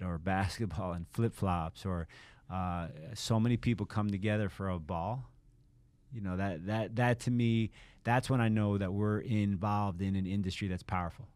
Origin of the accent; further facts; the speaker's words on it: Miami, Florida, United States; I grew up in Miami, so I'm also a Hurricane fan